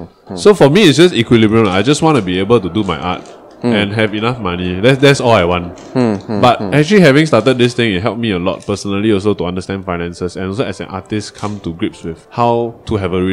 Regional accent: Malaysia; well, for I'm the Malaysian, both of you, that's the outlier bit.

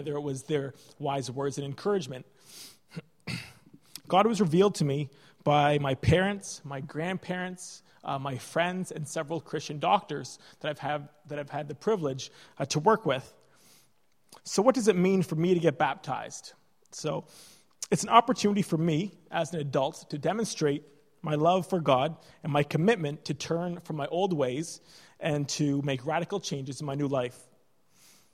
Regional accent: Canada; moved away as an adult; now in Ireland; when I came to Ireland as a Canadian medical student

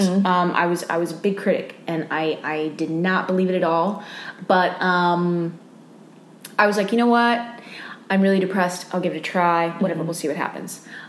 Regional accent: Austin, Texas, United States; because I'm from Austin, mm-hmm. Texas, years back, I had a friend

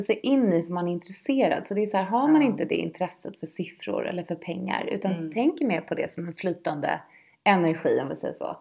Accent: Lidingö, Stockholm County, Sweden; Jag är uppvuxen på Lidingö

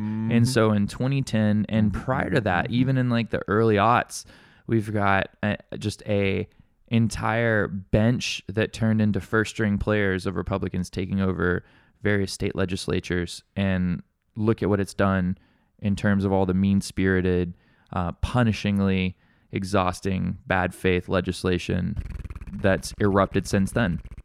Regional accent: Alabama, United States; now in Honolulu, United States; I grew up in Alabama

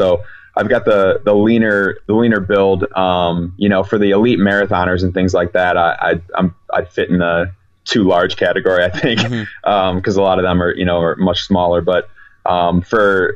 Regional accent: Chicago, Illinois, United States

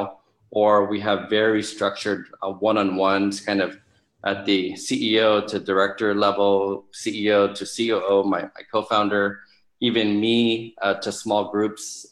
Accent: Philippines; as a Filipino

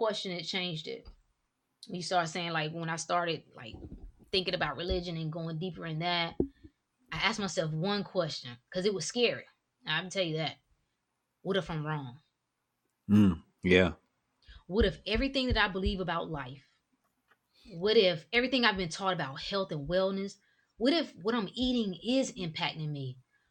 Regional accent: North Carolina, United States; moved away as an adult; now in Washington, DC area, United States; I'm originally from North Carolina.

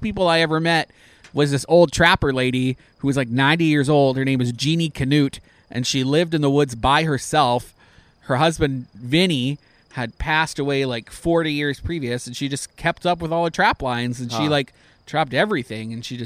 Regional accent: Canada; moved away; I'm Canadian

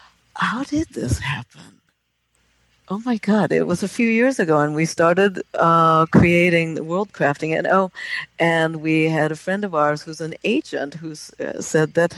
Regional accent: Japan; moved away; Japan is my home country

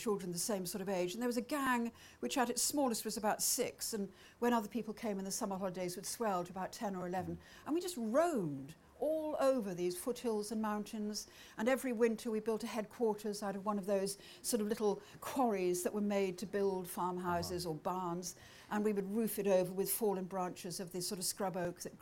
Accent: Welsh, Wales, United Kingdom; I'm Welsh

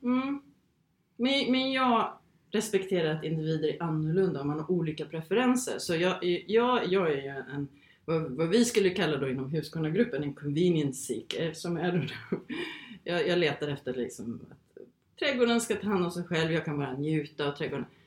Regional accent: Sweden; moved away as an adult; also born or lived in Phoenix, Arizona, United States / England; efter gymnasiet här i Sverige

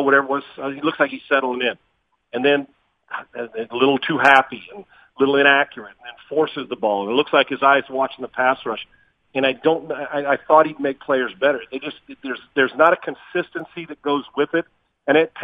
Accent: San Diego, California, United States; also born or lived in Dallas / Scottsdale; now in Houston, United States; I'm from San Diego

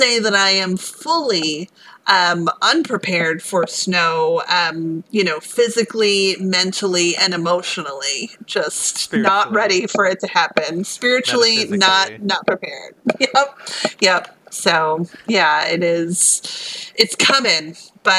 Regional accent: Philadelphia, Pennsylvania, United States; accent: Philly; moved away as an adult; also born or lived in Bay Area; I am from Philadelphia, Philly

